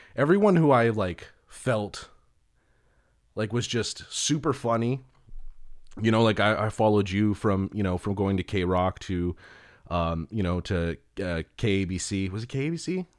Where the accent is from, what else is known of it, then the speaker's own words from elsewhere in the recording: Tujunga, California, United States; I'm from Tahanga